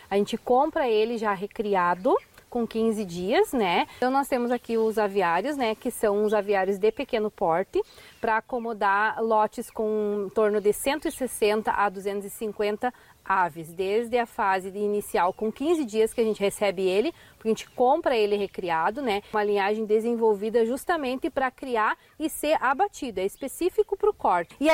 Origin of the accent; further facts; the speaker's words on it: Tupã, São Paulo, Brazil; Eu sou natural de Tupã, sou da cidade e eu conheci o Lucas e foi conhecendo o Lucas que eu conheci a propriedade do interior.